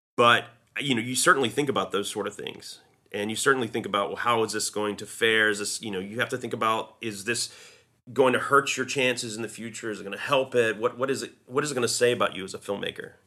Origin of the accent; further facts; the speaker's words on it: a small southern town in North Carolina, United States; moved away; growing up in my hometown, it's such a small hometown